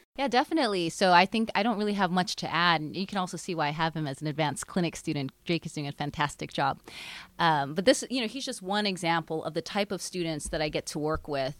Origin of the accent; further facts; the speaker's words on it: Hawaii, United States; moved away as an adult; now in Seattle, United States; I grew up in Hawaii, and my parents owned a small business